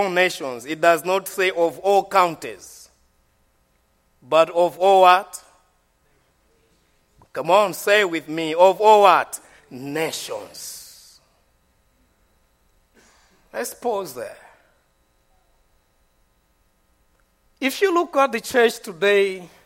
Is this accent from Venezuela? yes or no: no; Malawi; I'm from Malawi. I'm not from Ashford.